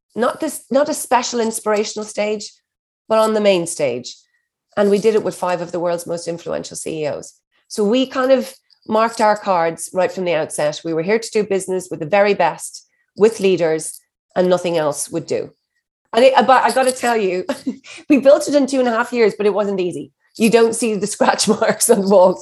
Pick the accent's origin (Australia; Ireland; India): Ireland; I'm an Irish hustler